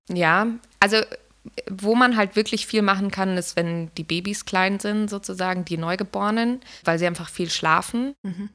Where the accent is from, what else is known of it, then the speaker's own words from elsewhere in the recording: Garmisch-Partenkirchen, Bavaria, Germany; Ich komme aus Garmisch-Partenkirchen und bin Künstlerin